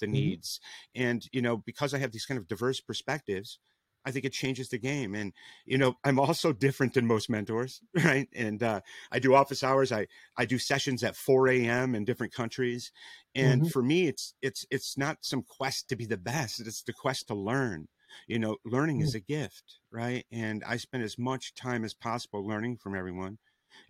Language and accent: English; Rockford, Illinois, United States; moved away; I'm originally from Rockford, Illinois, not too far away from Chicago